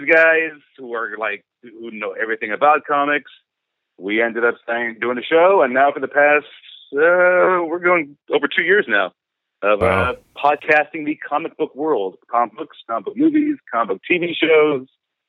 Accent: Lodi, California, United States; I'm born and raised in Lodi, currently living in Gulf.

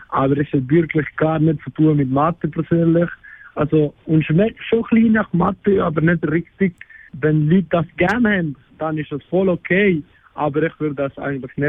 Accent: Argentina; German is a second language; ich bin 20 Jahre alt und ich komme aus Argentinien.

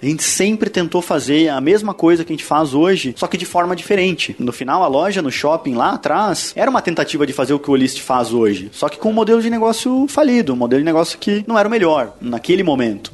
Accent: Londrina, Paraná, Brazil; also born or lived in Curitiba; eu sou natural de Londrina, do interior, do Paraná, né? Mudei para Curitiba muito novo, assim, com 16 anos

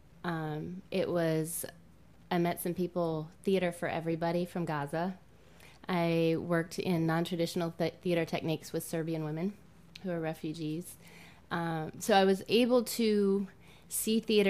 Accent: Newport News, Virginia, United States; now in Richmond, United States; I grew up in Newport News, Virginia Beach area

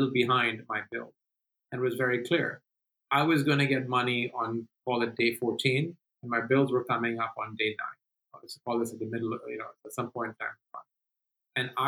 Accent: Delhi, India; moved away as an adult; now in United States; Delhi, which is my hometown

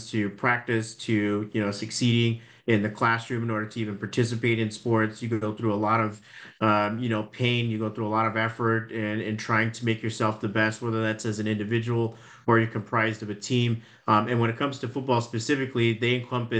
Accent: Phoenix, Arizona, United States; I'm originally from Phoenix, Arizona

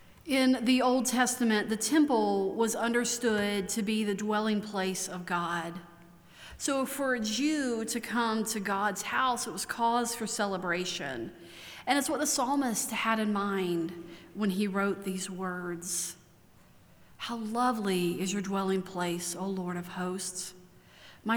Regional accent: Maryland, United States; now in Asheville, United States; I could tell you that I'm from Maryland. It's where my parents are both from, my extended family lives.

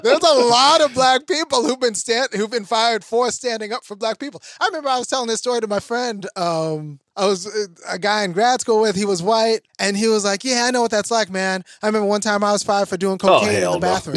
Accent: Los Angeles, California, United States; I grew up in Baldwin Hills

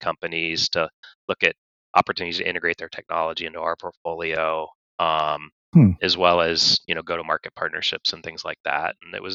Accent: Atlanta, Georgia, United States; moved away as an adult; also born or lived in California; I grew up in Atlanta, Georgia

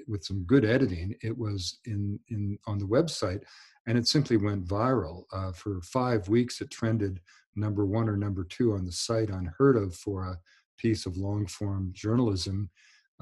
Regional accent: Canada; moved away; also born or lived in United States / Bowen Island; I was born Canadian

